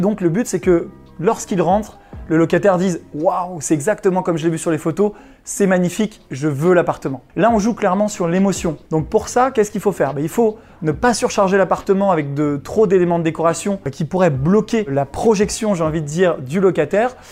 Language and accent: French; Chambéry, Auvergne-Rhône-Alpes, France